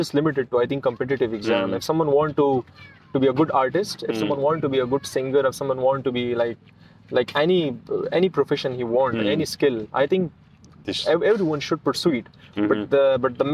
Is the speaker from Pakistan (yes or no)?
yes; Pakistan; my home country